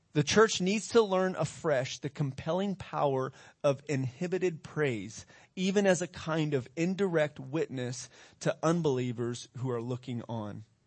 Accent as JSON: {"language": "English", "country": "United States", "said": "we're from America"}